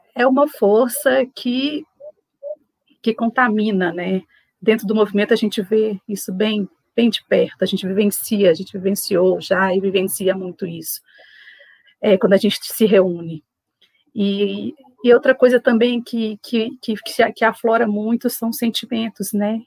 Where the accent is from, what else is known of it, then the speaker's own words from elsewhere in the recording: Belo Horizonte, Minas Gerais, Brazil; trabalho no CTA aqui em Belo Horizonte, sou de Belo Horizonte